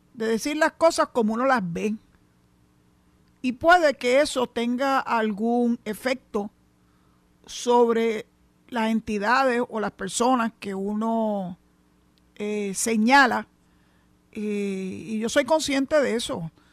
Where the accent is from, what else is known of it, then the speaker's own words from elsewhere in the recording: San Juan, Puerto Rico; moved away as an adult; now in Mayagüez, Puerto Rico; nací y me crié, en San Juan, en el área metropolitana